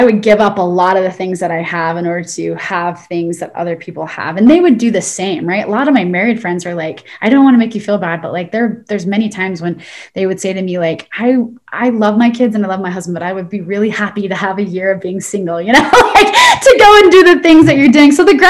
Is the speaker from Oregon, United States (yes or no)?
yes; Oregon, United States; also born or lived in Utah / San Diego; now in Arizona, United States; I'm from Oregon and then I moved to Utah and I lived in San Diego.